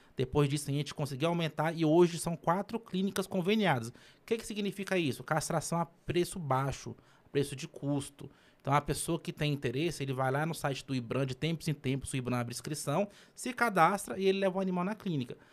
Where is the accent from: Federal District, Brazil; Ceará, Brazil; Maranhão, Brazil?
Federal District, Brazil; Gama; eu sou do Gama, né? Nasci no Gama, morei minha vida inteira no Gama